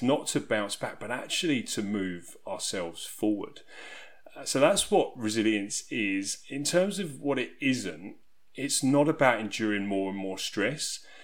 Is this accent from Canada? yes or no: no; South East England, United Kingdom; You'll probably be able to tell from my accent that I'm from England. I'm from a small country town in southeast region of England.